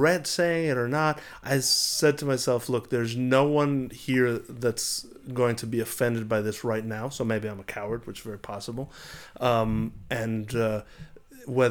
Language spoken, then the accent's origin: English; United States; also born or lived in Israel; my fundamental growing up in America